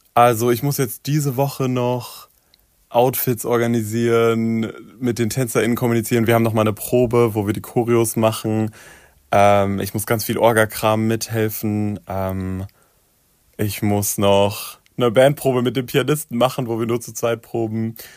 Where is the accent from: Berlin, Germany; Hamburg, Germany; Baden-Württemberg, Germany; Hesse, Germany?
Hesse, Germany; Darmstadt; in Darmstadt, wo ich aufgewachsen bin